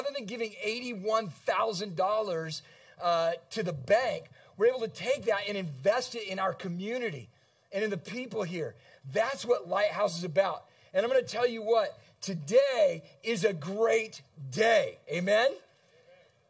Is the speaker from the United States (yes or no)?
yes; San Diego, California, United States; now in Kalamazoo, United States; I grew up in San Diego, California